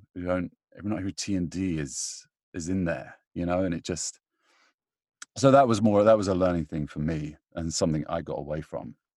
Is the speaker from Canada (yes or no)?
no; United Kingdom; I'm British